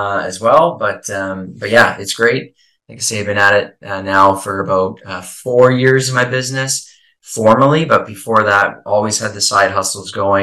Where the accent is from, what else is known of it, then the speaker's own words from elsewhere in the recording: Eastern Canada, Canada; now in Prince Edward Island, Canada; I'm from Eastern Canada, currently chiming in here from a small island called Prince Edward Island